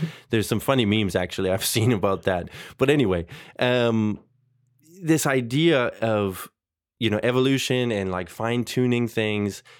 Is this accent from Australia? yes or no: no; Canada; growing up in Canada